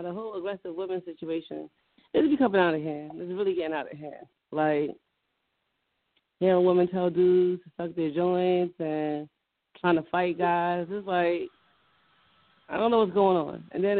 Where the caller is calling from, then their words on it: Carteret, New Jersey, United States; Calling from Carteret, New Jersey.